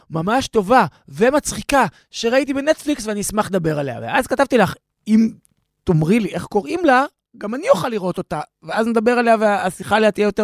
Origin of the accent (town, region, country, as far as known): Sweden; born or raised there